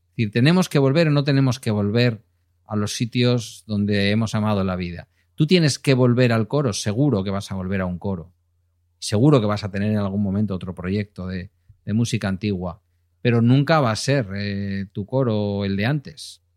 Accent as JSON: {"language": "Spanish", "town": "Galdakao", "region": "Basque Country", "country": "Spain", "said": "cuando ya me presenté a, alcalde en mi pueblo"}